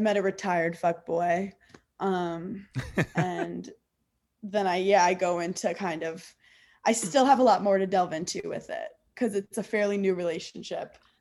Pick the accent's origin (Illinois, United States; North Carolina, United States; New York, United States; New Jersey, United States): New York, United States; I grew up in New York